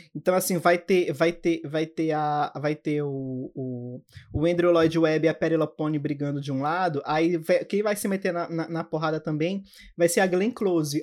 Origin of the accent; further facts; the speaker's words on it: Belém, Pará, Brazil; eu sou de Belém do Pará